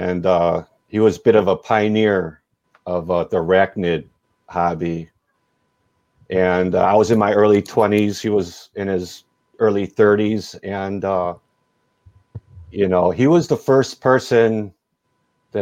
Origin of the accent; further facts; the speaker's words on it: DuPage County, near Chicago, Illinois, United States; I grew up just out of Chicago in DuPage County